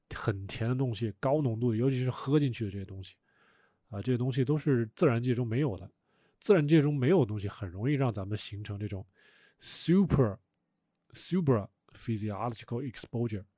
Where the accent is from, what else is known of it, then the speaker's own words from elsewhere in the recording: Wuhan, Hubei, China; 我以前小时候在武汉长大的